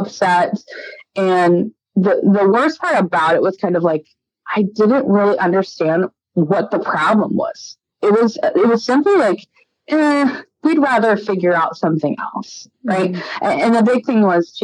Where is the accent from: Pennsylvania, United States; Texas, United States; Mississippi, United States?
Texas, United States; Dallas; moved away as an adult; also born or lived in Hot Springs, Arkansas; I'm from Dallas, Texas